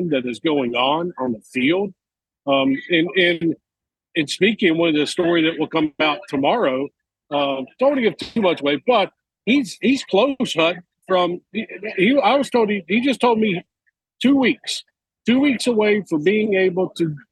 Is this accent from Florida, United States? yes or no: no; Mobile, Alabama, United States; moved away; my hometown of Mobile